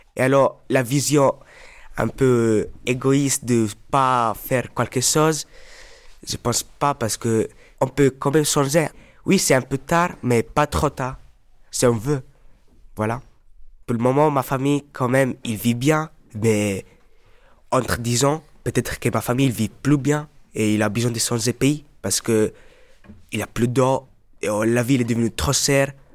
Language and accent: French; Morocco; moved away; Moi, je suis marocain, je viens du Maroc